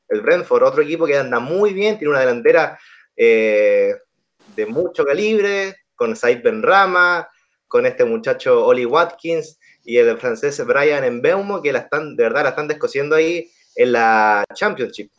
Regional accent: Chile; acá como chileno

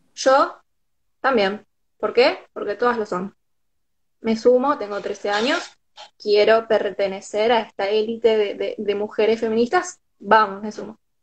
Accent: San Lorenzo, Santa Fe, Argentina; soy de San Lorenzo, queda 40 minutos, media hora, dependiendo de dónde agarres.

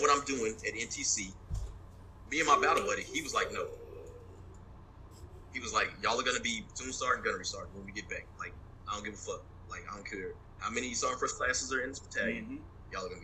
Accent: West Texas, United States; moved away as an adult; I'm from West Texas

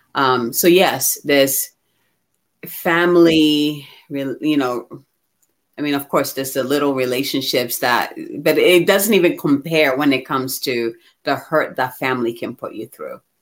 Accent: Ghana; moved away; I'm originally from Ghana

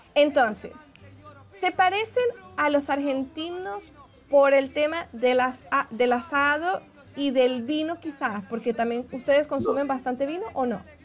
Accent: Venezuela; moved away as an adult; now in Brazil; como venezolana, emigrante

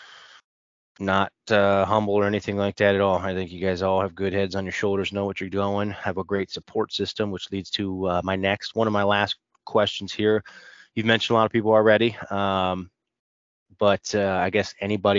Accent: Cleveland, Ohio, United States; I'm from Cleveland

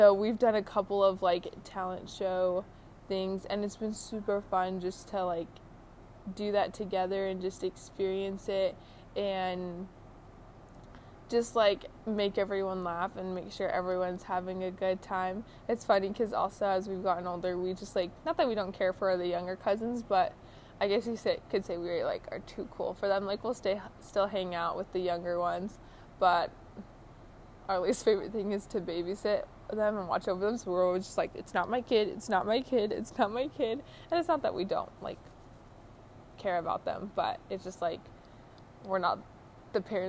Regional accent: Utah, United States; moved away as an adult; also born or lived in Oregon; I grew up here in Utah

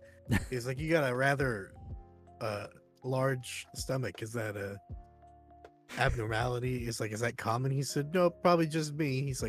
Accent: United States; That's how you can tell we're American is we will measure in anything except for meters.

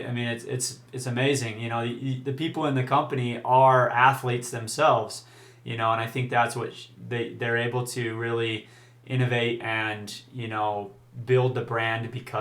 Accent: Utah, United States; I'm from Utah

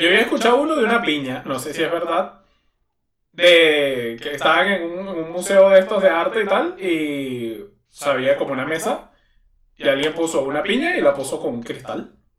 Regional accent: Venezuela; moved away; en mi país

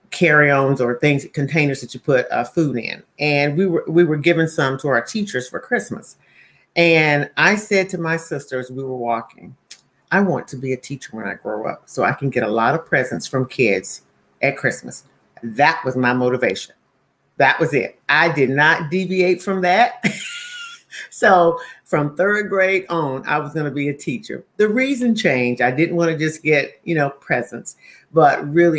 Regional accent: Monroe, North Carolina, United States; moved away as an adult; also born or lived in Charlotte, North Carolina; now in Kennebunk, United States; I'm from Monroe, North Carolina

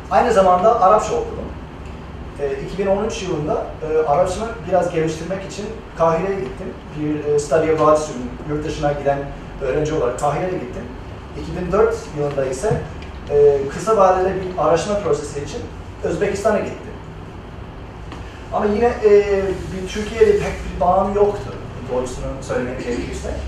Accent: Los Angeles, California, United States; Turkish is a second language; moved away as an adult; now in Turkey; Los Angeles'ta, Los Angeles, California'da doğup büyüdüm ben. Ee, ama ismimden anlaşıldığı gibi yani Türk ailesinin yani, e, ailenin bir parçası Türk Ee, anneannem İzmirli.

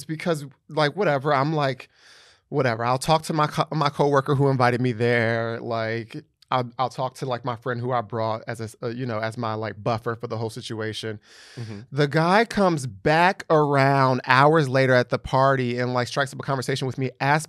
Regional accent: New Jersey, United States; Or like, when I say I'm from New Jersey, they're like, oh, Jersey.

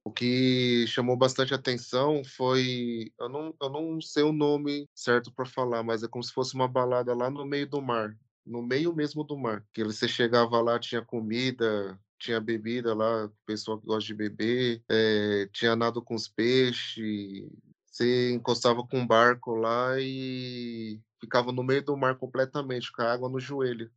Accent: Santo André, São Paulo, Brazil; Nasci em Santo André, São Paulo

